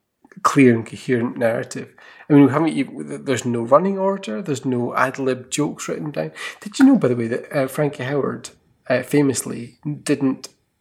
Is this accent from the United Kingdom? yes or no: yes; Scotland, United Kingdom; as a Scottish person